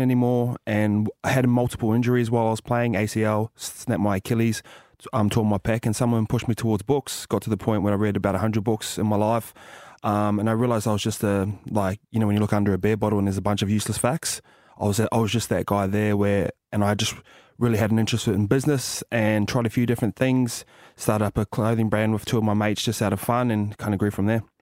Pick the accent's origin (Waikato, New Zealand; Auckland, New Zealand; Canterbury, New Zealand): Waikato, New Zealand; Tokoroa; moved away; also born or lived in England / Penrith; Grew up in a small town called Tokoro